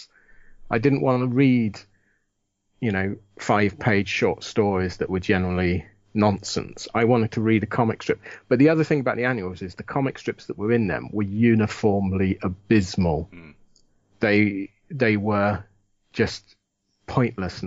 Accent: United Kingdom; growing up in Britain in the 60s, 70s, 80s

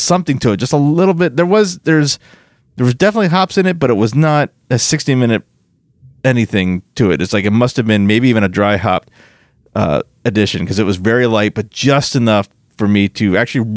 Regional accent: Florida, United States; I'm from Florida

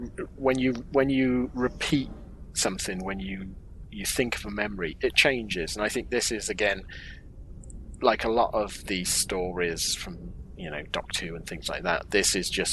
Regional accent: United Kingdom

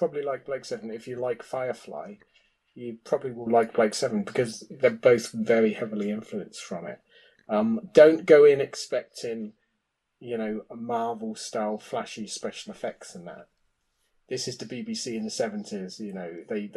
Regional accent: Oxford, South East England, United Kingdom; I grew up in Oxford, which is quite a large university city

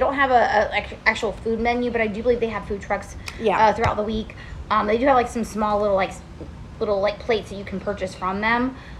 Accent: near Helen, Georgia, United States; now in Central Florida, United States; And I grew up in Georgia, and I grew up right near Helen, Georgia

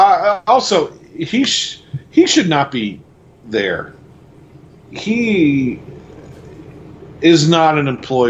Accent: Quakertown, Pennsylvania, United States; From the time we grew up in Quakertown, there were two malls.

